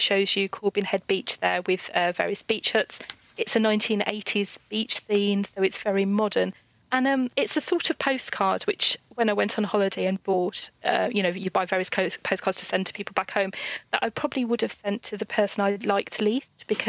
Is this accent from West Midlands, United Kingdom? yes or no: yes; Birmingham, West Midlands, United Kingdom; living in Birmingham, growing up in Birmingham